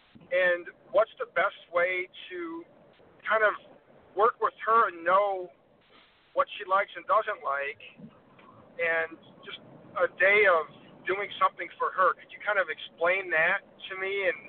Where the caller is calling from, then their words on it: Michigan, United States; I'm from Michigan.